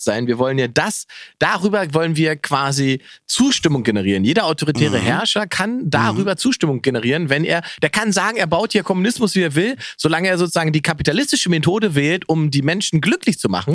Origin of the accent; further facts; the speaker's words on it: Germany; wir zum Beispiel als Deutsche